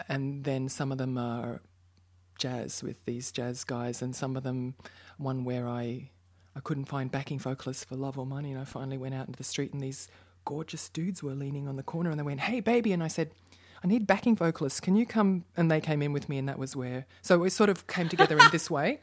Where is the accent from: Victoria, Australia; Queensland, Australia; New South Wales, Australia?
Queensland, Australia; Brisbane; moved away as an adult; also born or lived in Melbourne; now in Berlin, Germany; I'm from Brisbane," 'cause that's where my parents live and I went to high school